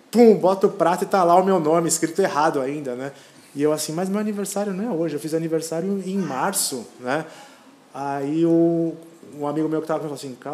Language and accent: Portuguese; Brazil; moved away; Não, nós viemos do Brasil, né?